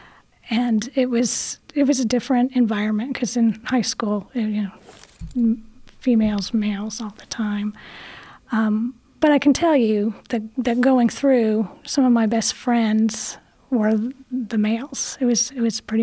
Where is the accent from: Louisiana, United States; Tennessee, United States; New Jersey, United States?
Tennessee, United States; Chattanooga; I grew up in Chattanooga